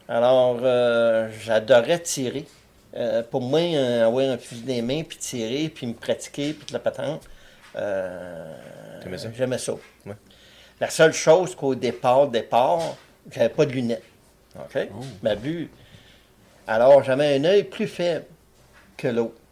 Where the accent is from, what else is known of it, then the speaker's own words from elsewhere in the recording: Barraute, Quebec, Canada; moved away as an adult; also born or lived in Chibougamau / Winnipeg / North Bay / Montreal; Je suis né à Barrault, totalement à Barrault